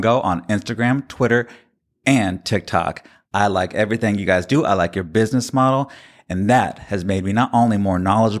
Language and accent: English; the South, United States; I am from the South, and my father is a fisherman who cooks smoke mullet, so I was impersonating myself.